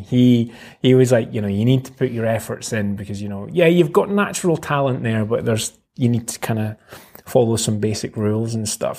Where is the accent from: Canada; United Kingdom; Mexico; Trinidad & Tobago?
United Kingdom; Dundee, Scotland; born and bred in Dundee. Mm-hmm. I've never lived anywhere else.